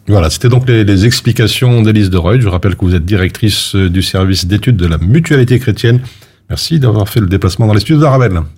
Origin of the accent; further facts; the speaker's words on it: Belgium; chez nous en Belgique